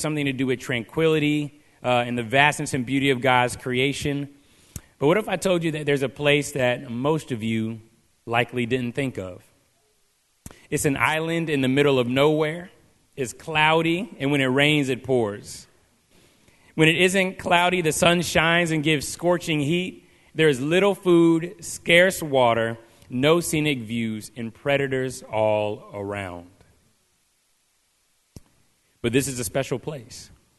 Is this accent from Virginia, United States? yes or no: yes; Virginia Beach, Virginia, United States; I grew up in Virginia Beach, and so just standing at the ocean and hearing the waves and seeing how vast the ocean is